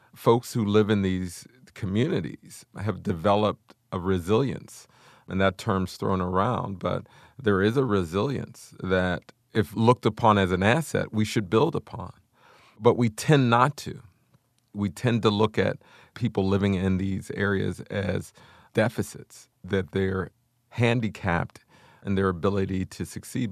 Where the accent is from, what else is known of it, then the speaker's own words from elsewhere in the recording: Wilkinsburg, Pennsylvania, United States; I grew up in Wilkinsburg, Pennsylvania